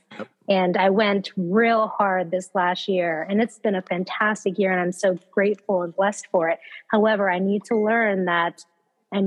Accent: California, United States; I'm from California

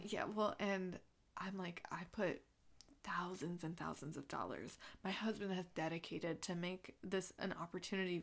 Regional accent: Southern California, United States; I'm from Southern California

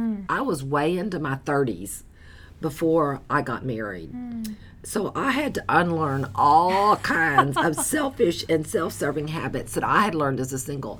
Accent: the South, United States; I'm from the South

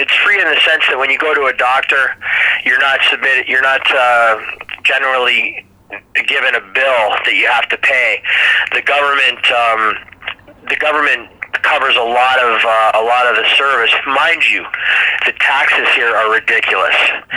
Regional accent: Toronto, Ontario, Canada; also born or lived in Chicago, Illinois, United States; pretty much been raised in the Toronto area for my whole life

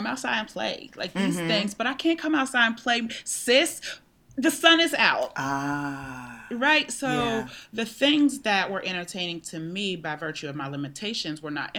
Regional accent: Pittsburgh, Pennsylvania, United States; In Pittsburgh.

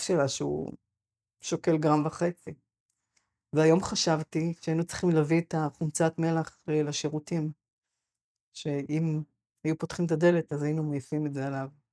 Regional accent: Sa'ad, Southern District, Israel; moved away as an adult; also born or lived in Gush Etzion / Shoham; now in Mefalsim, Israel; אני נולדתי בקיבוץ סעד, שזה ליד מפלסים, ואני לפני שנה חזרתי אחרי... עזבתי מיד אחרי הצבא

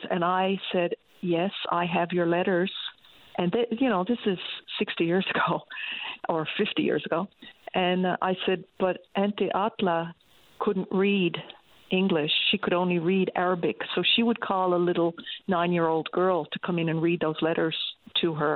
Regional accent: Canada; I said, Canada.

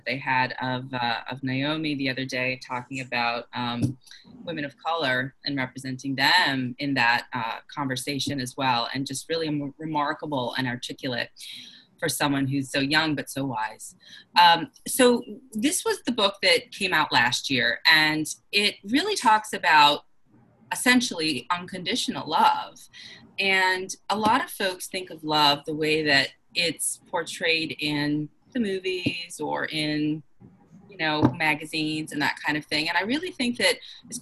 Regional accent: Boston, Massachusetts, United States; moved away as an adult; now in New York, United States; I grew up in Boston and I've been here in New York for 10 years

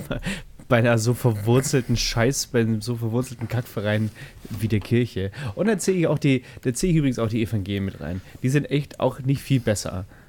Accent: Bavaria, Germany; Als Bayer

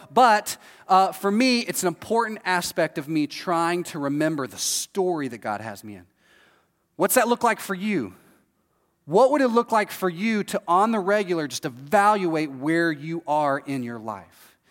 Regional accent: Texas, United States; moved away as an adult; now in Florida, United States; I'm from Texas, this is how I grew up.

